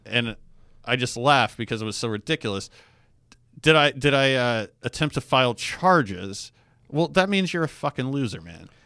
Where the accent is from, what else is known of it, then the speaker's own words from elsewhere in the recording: Alaska, United States; I grew up in Alaska